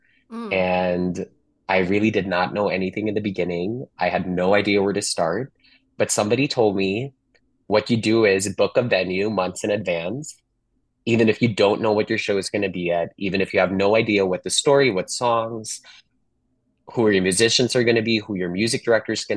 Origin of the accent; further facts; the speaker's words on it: Manila, Metro Manila, Philippines; moved away as an adult; now in Los Angeles, United States; growing up in Manila all the way to the last 10 years here in Los Angeles